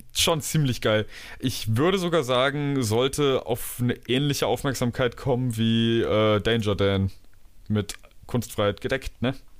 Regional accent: Germany; moved away as an adult; now in Dresden, Germany; Bei uns in Deutschland

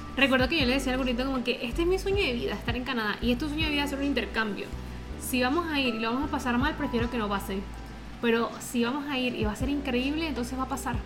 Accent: Venezuela; moved away as an adult; also born or lived in Chile; nosotros somos venezolanos y migramos a Chile

